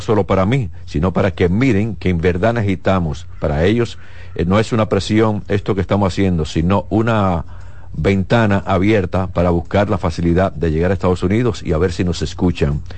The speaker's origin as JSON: {"language": "Spanish", "country": "Dominican Republic"}